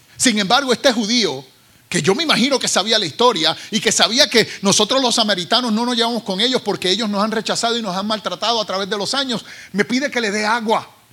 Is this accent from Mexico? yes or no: no; Carolina, Puerto Rico; now in United States; soy ah, ah, oriundo de Carolina, Puerto Rico, y llevo ya 36 años en los Estados Unidos